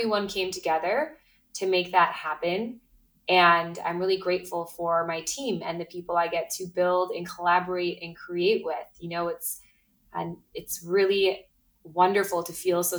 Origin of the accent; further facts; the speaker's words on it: Midwest, United States; now in Brooklyn, United States; I grew up in the Midwest